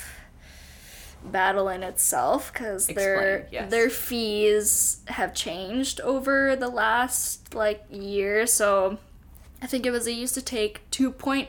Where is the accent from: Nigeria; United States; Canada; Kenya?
Canada; Winnipeg, Manitoba; I'm from here, this is my hometown